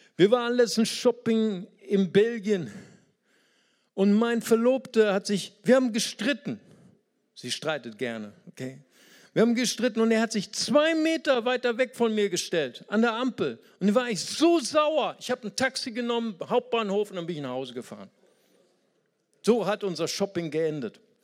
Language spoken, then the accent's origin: German; Brazil; now in Germany; ich bin auch aus Brasilien